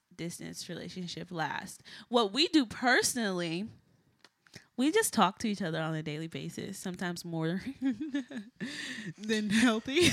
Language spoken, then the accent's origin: English; Texas, United States; moved away as an adult; also born or lived in Boston